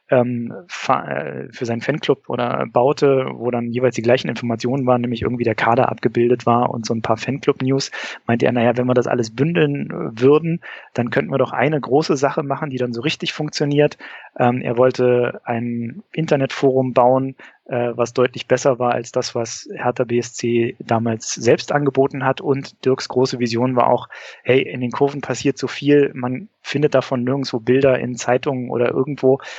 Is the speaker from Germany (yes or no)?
yes; Berlin, Germany; geboren und aufgewachsen in Berlin, geboren 1978, aufgewachsen im Eichkampf, quasi in direkter Nachbarschaft zum Mommsen-Stadion